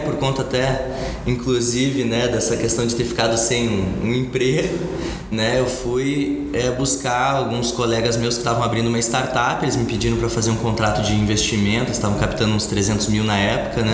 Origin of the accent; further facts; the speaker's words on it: Curitiba, Paraná, Brazil; also born or lived in Porto Alegre; sou de Curitiba